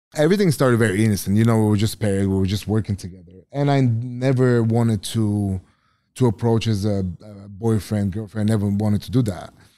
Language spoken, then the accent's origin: English; Bulgaria; English is a second language; moved away; I grew up in Bulgaria